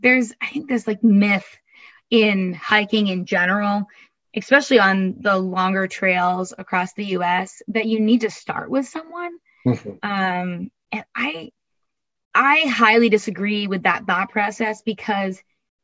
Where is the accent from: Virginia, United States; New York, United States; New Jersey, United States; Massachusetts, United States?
Massachusetts, United States; Eastern; I grew up in Eastern Massachusetts, about an hour and a half south of Boston.